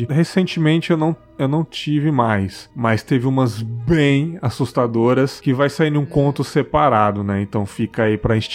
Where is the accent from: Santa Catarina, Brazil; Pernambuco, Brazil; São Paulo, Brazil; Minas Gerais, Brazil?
São Paulo, Brazil; moved away as an adult; Eu sou de São Paulo, morei lá até os 19 anos.